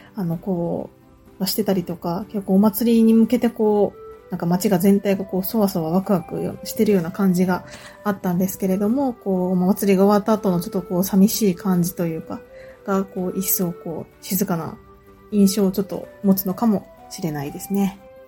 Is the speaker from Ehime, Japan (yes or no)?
yes; Shikokuchuo, Ehime, Japan; 私の地元の四国中央市も、新浜市と同様に太鼓台文化があるので